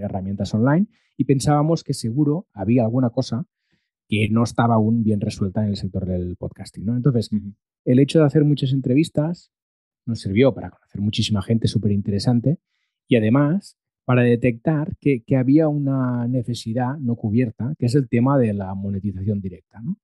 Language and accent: Spanish; Molins de Rei, Catalonia, Spain; había hecho radio local en Molins de Rey, que es mi pueblo de nacimiento